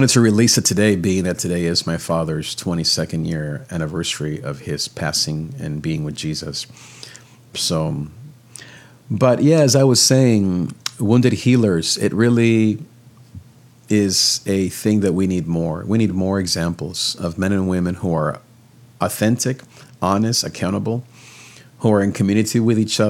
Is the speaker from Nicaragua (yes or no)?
yes; Nicaragua; I'm from Nicaragua